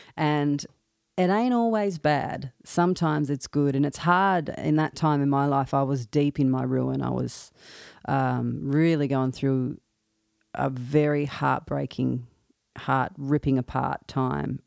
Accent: Australia; accent: Australian; moved away as an adult; now in Nashville, United States; I'm an Australian, as you can probably tell by my accent.

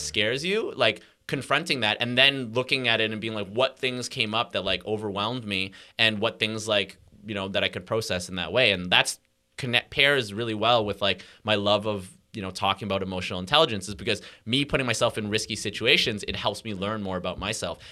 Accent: Montreal, Quebec, Canada; also born or lived in Hong Kong; I was born in Montreal

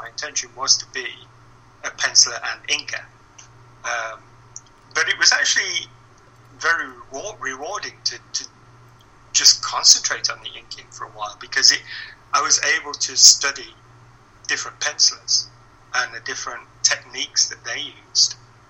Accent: England, United Kingdom; as an English guy

